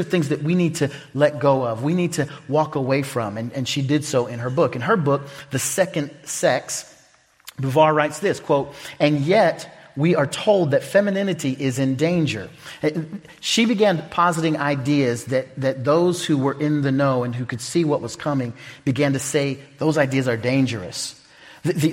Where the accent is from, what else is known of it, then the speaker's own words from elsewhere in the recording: Oklahoma, United States; now in Omaha, United States; I'm from Omaha, Nebraska, really from Oklahoma